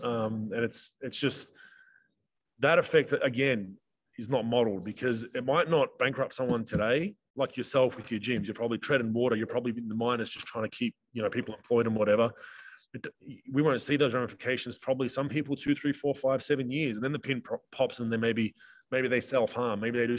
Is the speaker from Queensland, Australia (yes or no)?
yes; Queensland, Australia; I'm from Queensland. There's a lady that just had to go to a funeral in New South Wales. She can't get back to her house.